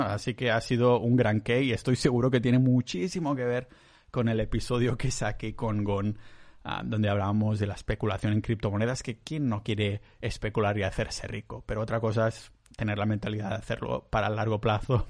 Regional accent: Catalonia, Spain; yo soy muy catalán

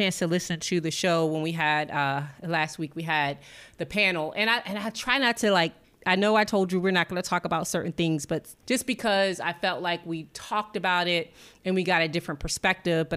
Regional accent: Washington, District of Columbia, United States; also born or lived in New York; now in US South; when they say where you're from, I would say DC, that's my hometown

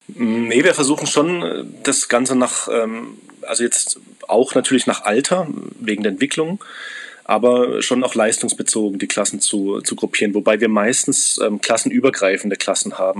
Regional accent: Germany; Ich bin Deutscher

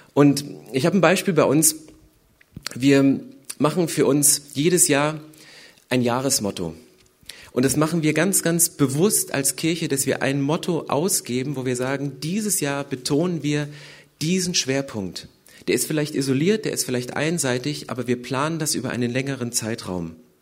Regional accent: Upper Lusatia, Saxony, Germany; now in Berlin, Germany; ich komme aus der Oberlausitz, 80 Kilometer südöstlich von Dresden

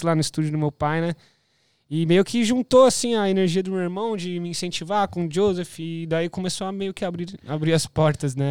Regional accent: São Bernardo do Campo, São Paulo, Brazil; moved away as an adult; now in Gold Coast, Australia; sou de São, pa... de São Bernardo

